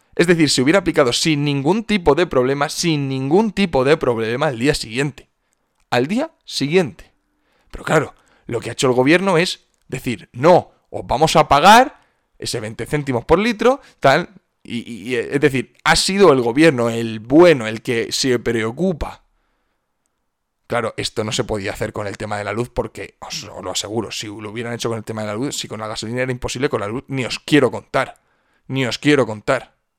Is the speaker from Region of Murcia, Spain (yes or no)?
yes; Cartagena, Region of Murcia, Spain; moved away; a casa, a Cartagena, a mi ciudad natal.